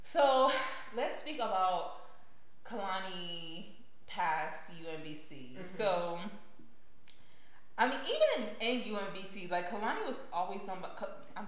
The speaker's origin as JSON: {"language": "English", "country": "United States", "tie": "born or raised there", "said": "born and raised in the States"}